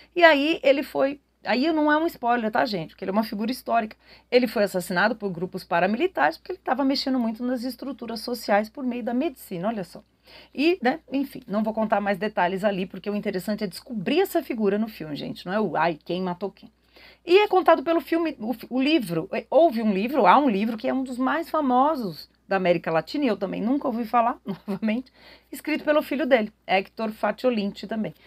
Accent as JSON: {"language": "Portuguese", "country": "Brazil", "said": "nós brasileiros"}